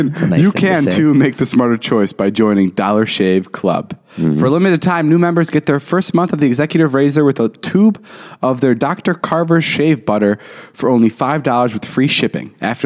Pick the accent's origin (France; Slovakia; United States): Slovakia; I'm from Slovakia.